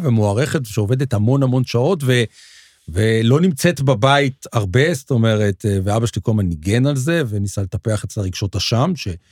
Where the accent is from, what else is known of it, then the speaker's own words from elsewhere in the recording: Petah Tikva, Central District, Israel; גדלנו, גדלנו בפתח תקווה